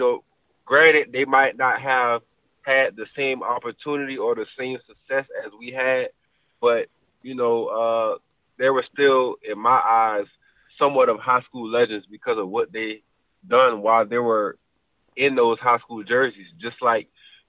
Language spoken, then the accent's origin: English; Savannah, Georgia, United States; moved away; we're both from Savannah